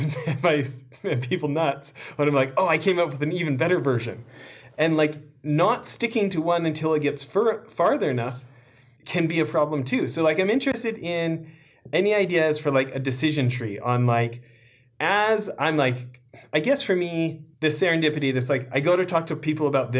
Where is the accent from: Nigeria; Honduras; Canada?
Canada; I was born in Canada